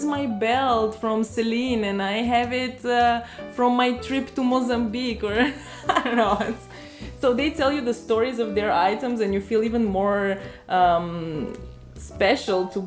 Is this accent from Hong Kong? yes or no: no; Bulgaria; moved away; me growing up, because I am from Bulgaria